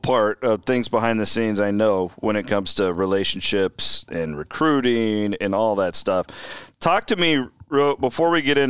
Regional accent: Iowa, United States; because I grew up in Western Iowa, and I wasn't a Nebraska fan

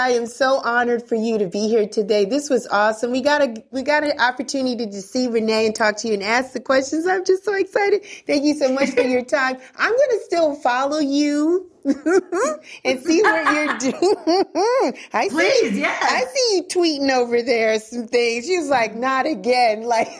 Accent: Bronx, New York, United States; No, we never had that. I'm from

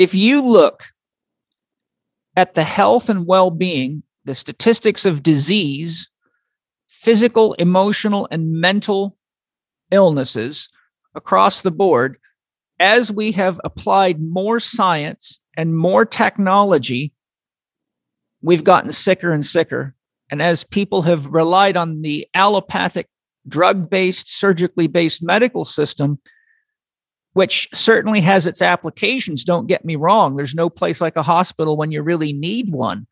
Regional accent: United States; as an American

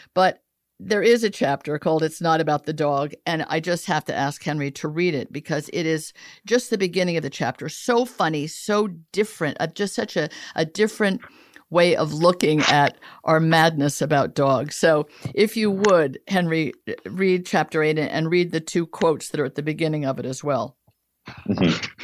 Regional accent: Italy; moved away; I grew up a lot in Italy where circuses were paid for by the government

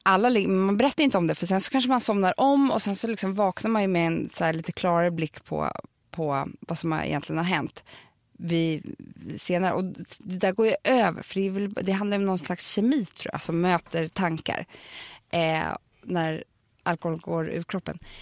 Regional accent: Stockholm, Stockholm County, Sweden; jag är uppväxt på Söder. Jag är från Södermalm.

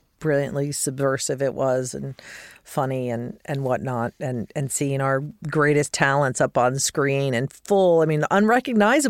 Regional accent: Denver, Colorado, United States; I grew up in Denver

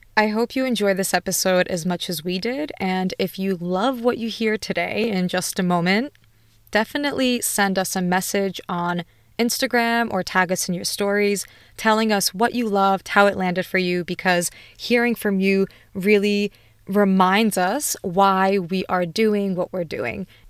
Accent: United States; I'm Polish American, so both of my parents immigrated from Poland, so I'm a first generation in the U S. I was born there.

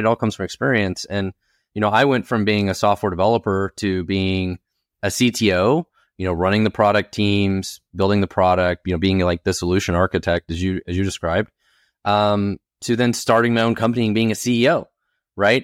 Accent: Oklahoma, United States; I was born in Oklahoma in a trailer park

